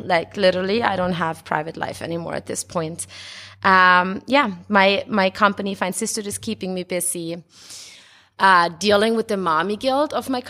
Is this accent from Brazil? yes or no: no; Austria; also born or lived in Mexico; now in Brooklyn, United States; So I'm half Mexican, half Austrian. My dad is from Mexico, the FM, and my mom is from Austria. And so I was born in Austria and I grew up in Austria and in Mexico, went back and forth a lot.